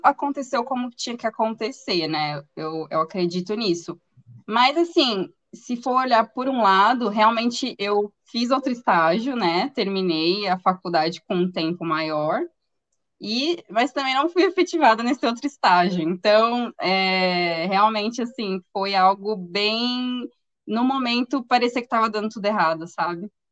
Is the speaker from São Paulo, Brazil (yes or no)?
yes; interior of São Paulo, Brazil; eu sou do interior de São Paulo